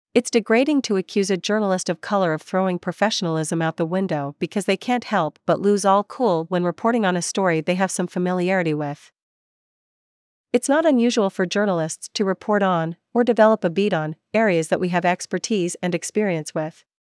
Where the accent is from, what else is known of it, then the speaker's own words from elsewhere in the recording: Vancouver, British Columbia, Canada; my home, Vancouver.